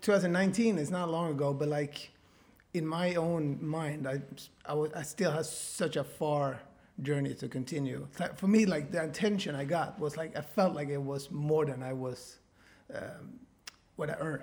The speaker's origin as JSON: {"language": "English", "country": "Sweden", "said": "I'm from such a small town in Sweden"}